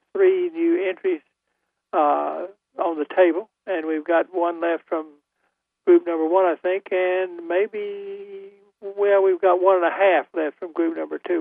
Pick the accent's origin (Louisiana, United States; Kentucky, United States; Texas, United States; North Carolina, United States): North Carolina, United States; Goldsboro; also born or lived in Winston-Salem, North Carolina; I'm, from Goldsboro.